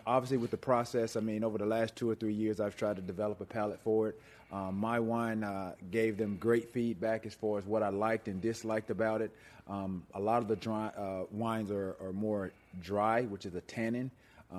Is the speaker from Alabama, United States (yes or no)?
yes; Alexander City, Alabama, United States; moved away as an adult; also born or lived in Chattanooga, Tennessee; I'm from Alexander City, Alabama